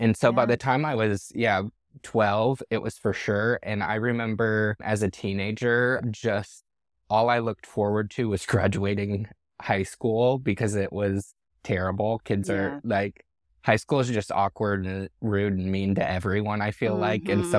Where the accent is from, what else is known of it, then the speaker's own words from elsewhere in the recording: Michigan, United States; also born or lived in Tawas City, Michigan; My best friend, I grew up in Michigan. I was born in a small town called Tawas City, mm-hmm. Michigan.